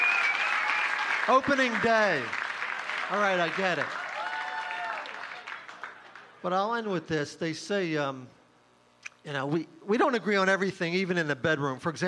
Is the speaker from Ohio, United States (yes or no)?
no; Folsom, Pennsylvania, United States; also born or lived in Philadelphia, Pennsylvania; I'm from Philadelphia. My parents are both from the Philly area